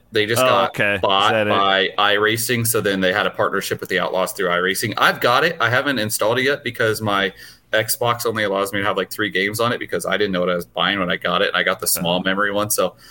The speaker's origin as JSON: {"language": "English", "town": "Newton", "region": "Iowa", "country": "United States", "tie": "born or raised there", "said": "I grew up in Newton, so just not too far from where you are, actually."}